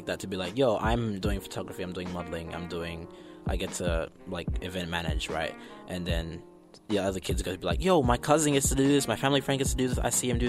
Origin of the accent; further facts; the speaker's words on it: New Zealand; also born or lived in Zimbabwe; So I was born in Zim and then moved to New Zealand.